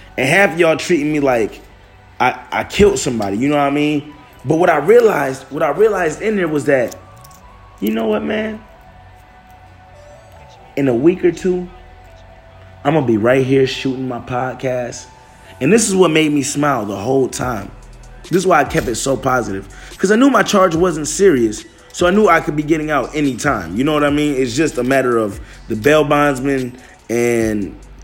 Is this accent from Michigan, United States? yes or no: yes; Detroit, Michigan, United States; moved away as an adult; now in California, United States; I'm from Detroit